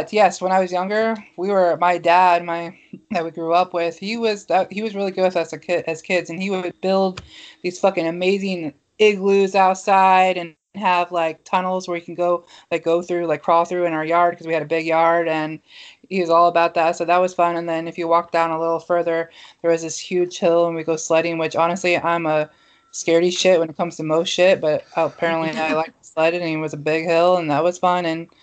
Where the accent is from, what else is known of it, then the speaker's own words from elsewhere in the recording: Mount Pleasant, United States; I'm from Mount Pleasant